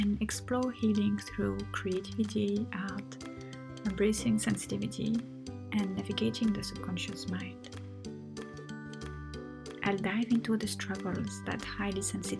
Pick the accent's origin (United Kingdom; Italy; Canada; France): France; accent: French; English is a second language; moved away; also born or lived in Tunisia; I'm French. Well, half French, half Tunisian